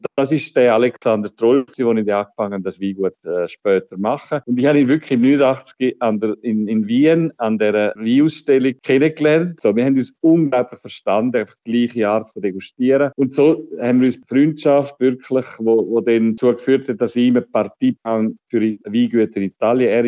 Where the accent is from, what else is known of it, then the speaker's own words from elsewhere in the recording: Switzerland; Ich bin äh, ein verirrter äh, Weinhändler aus der Schweiz